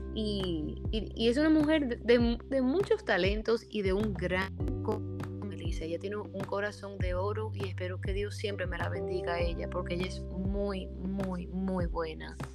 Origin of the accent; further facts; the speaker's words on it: New Jersey, United States; moved away as an adult; also born or lived in New York City, United States; now in Dominican Republic; Yo nací en los Estados Unidos, nací en Nueva York y crecí en New Jersey